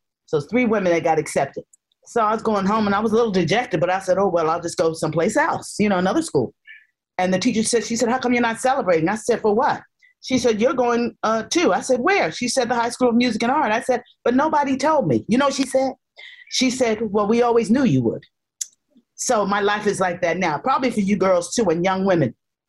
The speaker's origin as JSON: {"language": "English", "town": "Harlem", "region": "New York", "country": "United States", "said": "So when I got to Harlem, I'm from Harlem, but I'm not of it."}